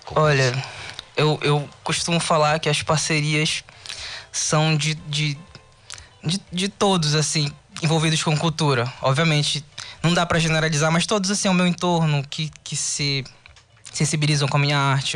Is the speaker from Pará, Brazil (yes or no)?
yes; Tucuruí, Pará, Brazil; moved away as an adult; also born or lived in Cametá; now in Belém, Brazil; Eu nasci em Cametá depois eu fui para Tucuruí, depois eu vim para Belém